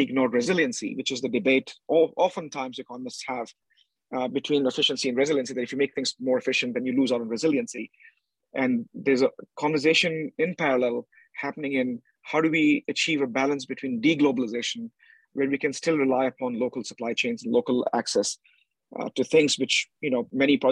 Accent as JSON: {"language": "English", "country": "India", "said": "I was in India House, being an Indian"}